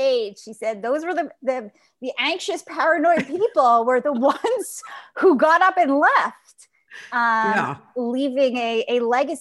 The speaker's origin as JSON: {"language": "English", "town": "Montreal", "region": "Quebec", "country": "Canada", "tie": "born or raised there", "first_language": "Yiddish", "second_language": "English"}